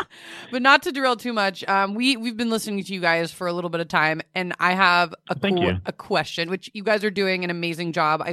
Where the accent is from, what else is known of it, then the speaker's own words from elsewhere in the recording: Florida, United States; accent: Florida; moved away; also born or lived in Los Angeles; I definitely have one from Florida.